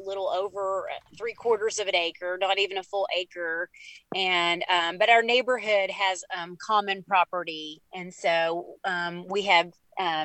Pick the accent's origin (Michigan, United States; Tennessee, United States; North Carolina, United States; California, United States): Tennessee, United States; Knoxville; also born or lived in Farragut; growing up in Knoxville, we're like, you know, in the valley, on the outskirts